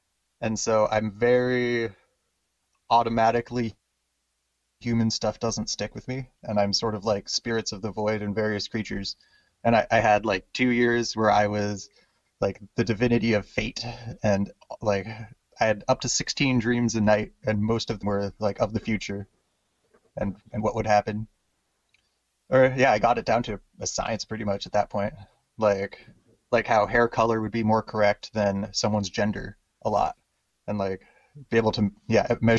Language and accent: English; Hawaii, United States; born there; also born or lived in Washington; Born in Hawaii and in Washington State, America.